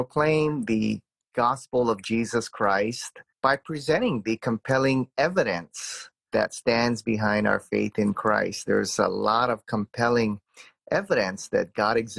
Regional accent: Hawaii, United States; I grew up in Hawaii, which is kind of a pluralistic culture here

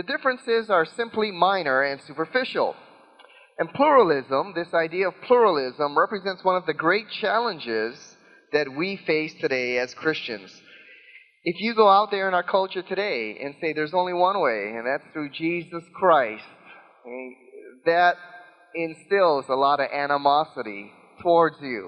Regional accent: Hawaii, United States; growing up in Hawaii

